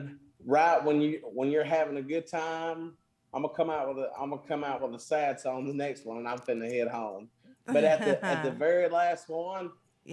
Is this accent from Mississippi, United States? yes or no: yes; Mooreville, Mississippi, United States; I'm known around my hometown. Well, I'm known around Morville, Mississippi, over by about 5 miles from Tupelo